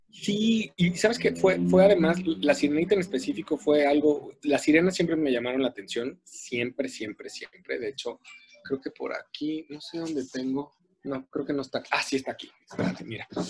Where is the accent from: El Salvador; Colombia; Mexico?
Mexico; como latinos y como mexicanos